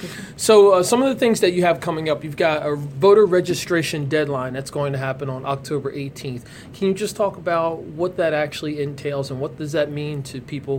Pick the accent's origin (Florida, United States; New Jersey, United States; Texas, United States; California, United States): New Jersey, United States; Ewing Township; growing up in Ewing Township